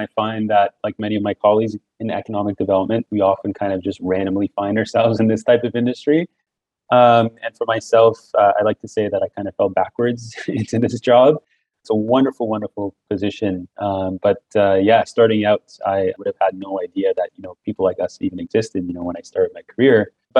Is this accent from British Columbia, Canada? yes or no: no; just north of Toronto, Ontario, Canada; now in Toronto, Canada; I grew up just north of Toronto, to be specific. But when I go abroad, I say I'm from Toronto. And now I do live in the city of Toronto, and I have for over a decade.